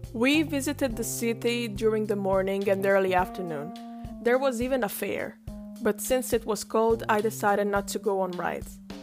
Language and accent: English; Italy; I come from Italy.